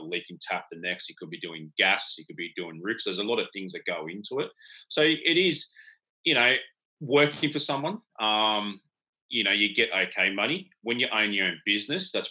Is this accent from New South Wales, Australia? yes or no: yes; Sydney, New South Wales, Australia; also born or lived in Tasmania; So I moved from Sydney down to Tasmania